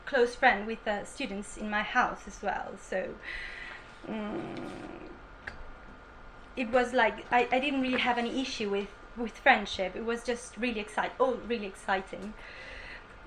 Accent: Italy; English is a second language; moved away as an adult; now in Bournemouth, United Kingdom; I'm from Italy and I'm on my second year

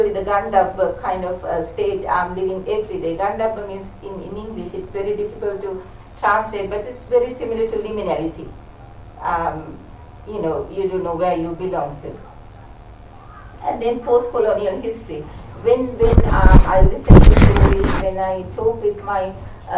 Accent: Sri Lanka; moved away as an adult; now in United Kingdom; I come from Sri Lanka, and it is very close to India

